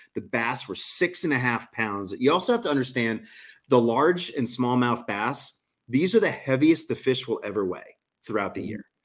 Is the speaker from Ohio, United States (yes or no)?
no; New Orleans, Louisiana, United States; I'm from New Orleans